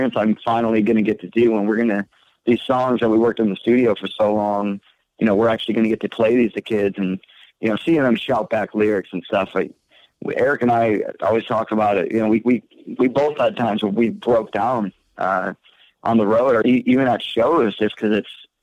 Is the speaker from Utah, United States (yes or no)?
no; Port Huron, Michigan, United States; I'm from Michigan, so I lived in Port Huron